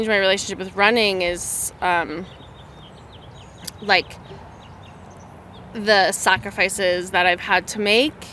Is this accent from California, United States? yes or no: no; Boulder, Colorado, United States; I grew up in the Boulder community